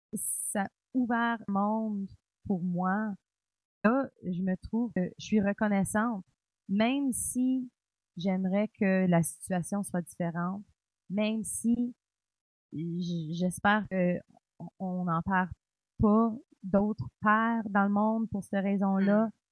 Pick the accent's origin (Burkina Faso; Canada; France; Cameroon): Canada; Cornwall, Ontario; je suis franco-ontarienne, euh, née à Cornwall, en Ontario